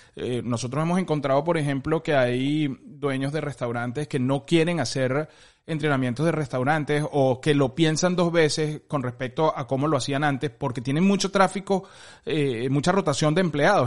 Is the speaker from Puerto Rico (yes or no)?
no; Venezuela; nosotros que somos venezolanos